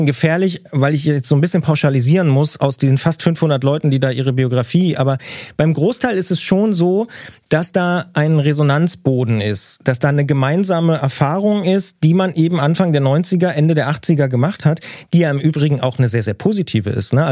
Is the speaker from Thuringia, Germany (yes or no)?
no; Brandenburg, Germany; Und dann gibt's aber auch irgendwo in Brandenburg, ich darf das sagen als Brandenburger, in Wiesenburg oder so eine Initiative